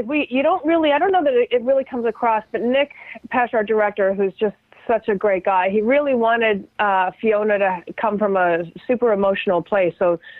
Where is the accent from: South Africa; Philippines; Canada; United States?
Canada; But it was like because I'm Canadian, I'm just so, you know, I'm crazy about being respectful about things.